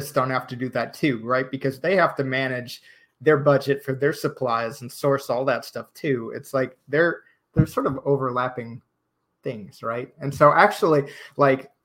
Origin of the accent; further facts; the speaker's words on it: Chicago, Illinois, United States; moved away as an adult; also born or lived in Texas; now in College Station, United States; I'm actually from Chicago